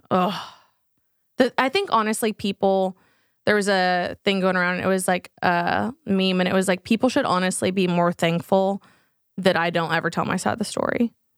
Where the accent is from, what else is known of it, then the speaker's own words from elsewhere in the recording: Texas, United States; we're from Texas